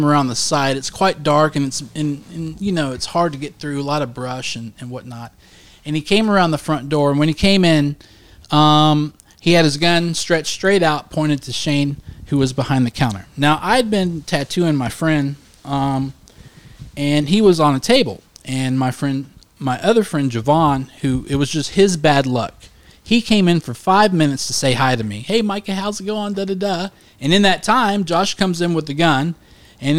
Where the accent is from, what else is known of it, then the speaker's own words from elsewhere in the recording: Cedar Grove, United States; also born or lived in Highland; I was born in Cedar Grove